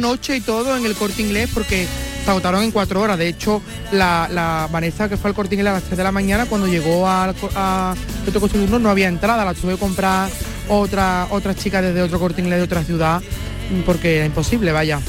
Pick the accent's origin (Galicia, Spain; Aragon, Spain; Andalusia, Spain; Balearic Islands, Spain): Andalusia, Spain; Valverde del Camino; yo soy de Valverde